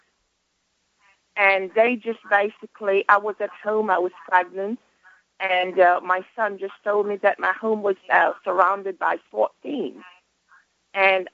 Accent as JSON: {"language": "English", "region": "Georgia", "country": "United States", "said": "I am from Georgia"}